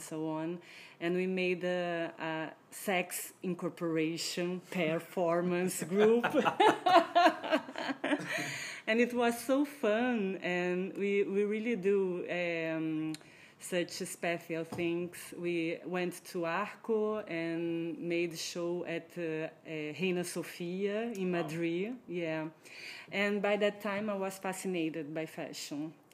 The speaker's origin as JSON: {"language": "English", "region": "Rio de Janeiro", "country": "Brazil", "tie": "born or raised there", "said": "I was born in Rio"}